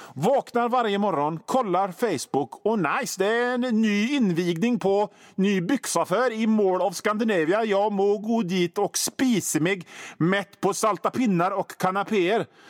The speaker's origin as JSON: {"language": "Swedish", "town": "Gothenburg", "region": "Västra Götaland", "country": "Sweden", "accent": "Göteborgska"}